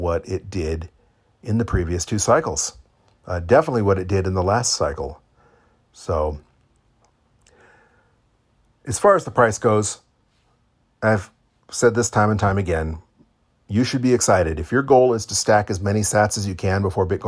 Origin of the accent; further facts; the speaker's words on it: Florida, United States; I'm from Florida